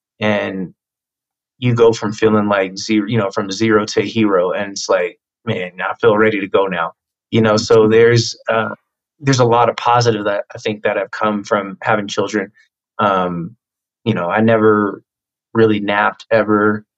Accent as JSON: {"language": "English", "town": "Tacoma", "region": "Washington", "country": "United States", "tie": "born or raised there", "said": "I was a military brat. So yeah. We kind of bounced around a little bit, but middle school and a few years of my last few years of elementary school and high school were in Washington State in Tacoma"}